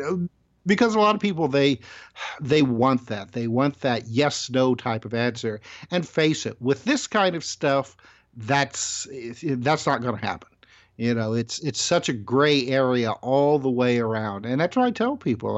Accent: Indiana, United States; born and raised in Indiana

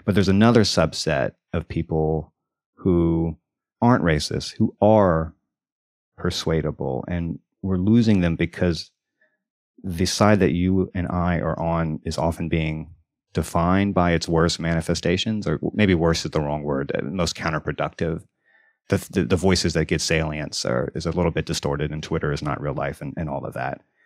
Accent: Deep South, United States; moved away; I grew up in the South, in the Deep South, and I just moved back

